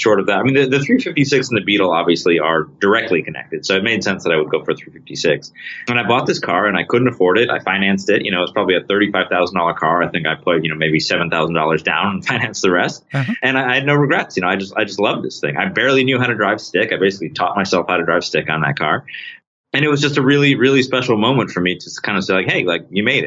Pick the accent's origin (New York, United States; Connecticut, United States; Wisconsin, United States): New York, United States; Rochester; I'm from Rochester, New York.